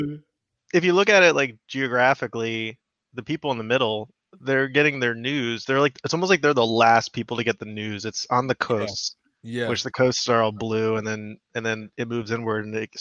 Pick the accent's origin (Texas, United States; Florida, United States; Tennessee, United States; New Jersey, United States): Florida, United States; South; I'm from South Florida